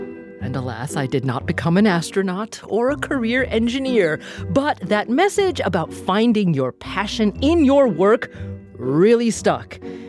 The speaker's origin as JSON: {"language": "English", "town": "Corvallis", "region": "Oregon", "country": "United States", "tie": "born or raised there", "said": "My hometown of Corvallis, Oregon"}